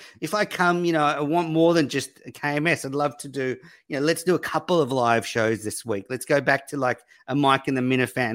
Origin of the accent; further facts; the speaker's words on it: Australia; I'm an Aussie